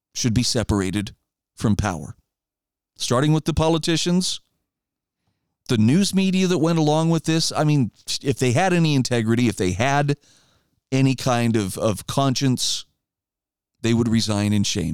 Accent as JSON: {"language": "English", "region": "Idaho", "country": "United States", "said": "my home state of Idaho"}